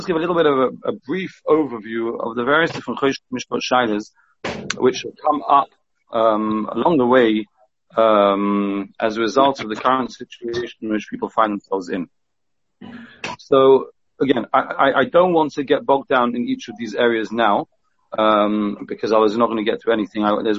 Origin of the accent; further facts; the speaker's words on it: England, United Kingdom; we're all English, we want to do the right thing.